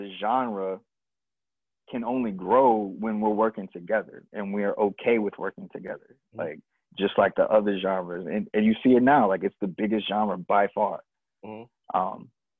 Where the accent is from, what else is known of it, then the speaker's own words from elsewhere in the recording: Columbia, South Carolina, United States; I'm from Columbia, South Carolina.